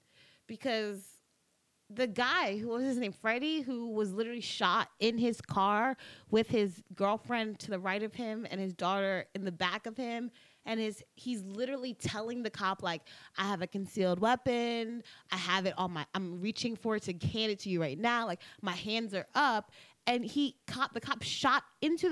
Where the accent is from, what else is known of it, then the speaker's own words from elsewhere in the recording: New York, United States; now in Florida, United States; I'm from New York, so I didn't come up, and I came up in the hood